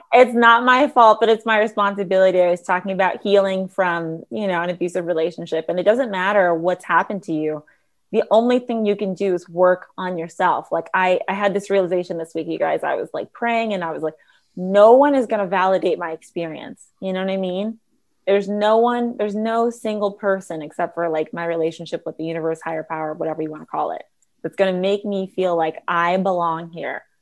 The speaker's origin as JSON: {"language": "English", "town": "Los Angeles", "region": "California", "country": "United States", "tie": "born or raised there", "said": "growing up in Los Angeles"}